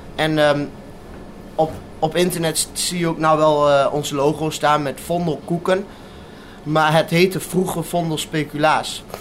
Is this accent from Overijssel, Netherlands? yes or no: yes; Wierden, Overijssel, Netherlands; also born or lived in Bathmen / Almelo; Ik, eh, ik ben in Badme geboren en dat was toen ik een jaar, twee jaar, toen ben ik daar weggegaan. En eh, toen zijn we verhuisd naar Wieren.